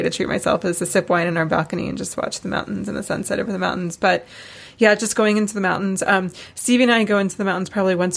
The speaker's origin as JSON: {"language": "English", "town": "Asheville", "region": "North Carolina", "country": "United States", "tie": "born or raised there", "also_born_or_lived": "Charleston, South Carolina", "moved": "yes", "said": "I grew up in Asheville, North Carolina"}